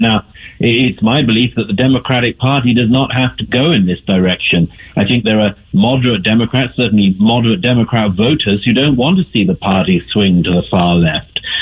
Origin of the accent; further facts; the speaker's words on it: United Kingdom; I'm from the United Kingdom, and uh, the accent's a bit of a giveaway.